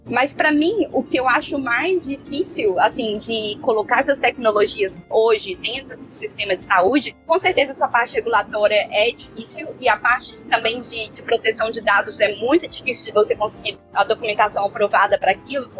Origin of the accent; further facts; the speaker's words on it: Belo Horizonte, Minas Gerais, Brazil; moved away as an adult; now in London, United Kingdom; sou de Belo Horizonte, nunca tinha saído do Brasil antes do Ciência Sem Fronteiras